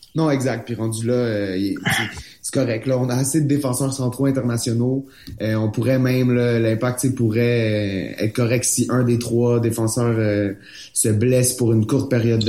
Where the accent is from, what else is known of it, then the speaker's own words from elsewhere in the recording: Montreal, Quebec, Canada; je suis montréalais